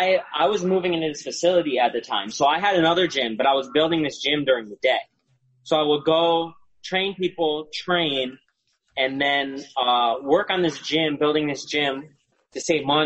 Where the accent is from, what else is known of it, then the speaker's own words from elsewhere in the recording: Milford, Connecticut, United States; mine's in Milford, Connecticut, my hometown